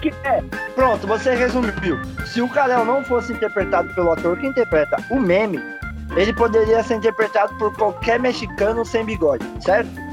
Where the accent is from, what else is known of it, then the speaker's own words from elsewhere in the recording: São Paulo, Brazil; Eu sou paulista